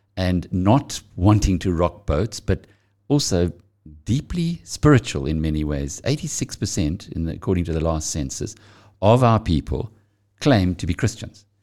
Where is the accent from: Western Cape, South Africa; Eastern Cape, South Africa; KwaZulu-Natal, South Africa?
KwaZulu-Natal, South Africa; I'm from KwaZulu-Natal.